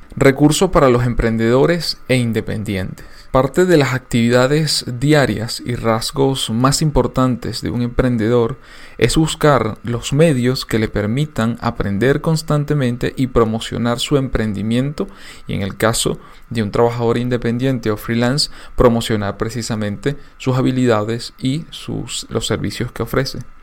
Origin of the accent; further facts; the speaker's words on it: Venezuela; En mi país la radio tuvo un auge y desarrollo impresionante